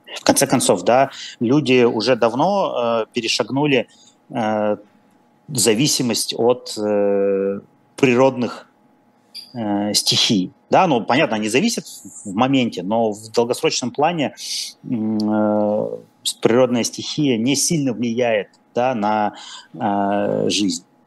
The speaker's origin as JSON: {"language": "Russian", "town": "Perm", "region": "Perm Krai", "country": "Russia", "said": "я, я сам пермяк"}